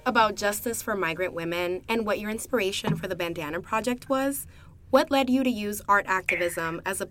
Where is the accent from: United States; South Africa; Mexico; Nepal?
United States; Miami, Florida; I am a junior in the College of Arts and Sciences, studying government and Spanish, and I'm from Miami, Florida.